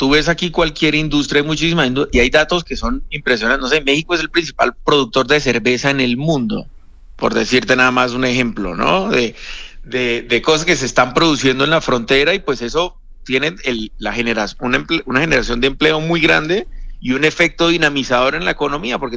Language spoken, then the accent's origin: Spanish; Colombia; Estamos hablando de, yo soy colombiano, 2.5 veces Colombia